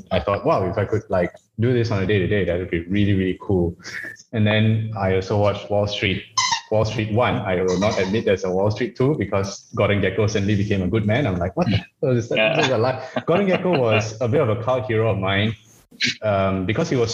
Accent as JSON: {"language": "English", "country": "Malaysia", "also_born_or_lived": "Australia", "moved": "yes", "said": "I'm not Chinese, I'm Malaysian"}